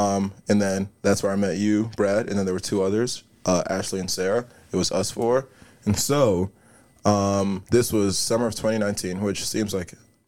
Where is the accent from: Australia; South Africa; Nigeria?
Nigeria; born there; So we were there for 2 months, and so I was, you know, I was born in Nigeria.